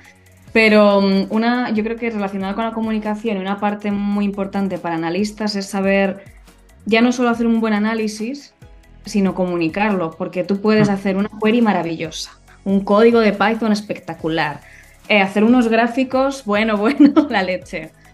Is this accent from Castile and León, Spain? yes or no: no; Madrid, Community of Madrid, Spain; also born or lived in Germany; yo nací en Madrid y casi siempre he vivido en Madrid.